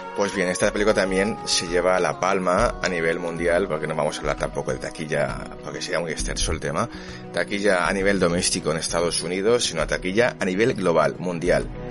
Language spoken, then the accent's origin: Spanish; Catalonia, Spain; yo soy catalán